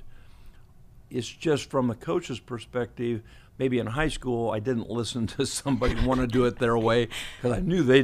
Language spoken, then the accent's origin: English; Ohio, United States; moved away; I'm from Elmwood High School in Ohio.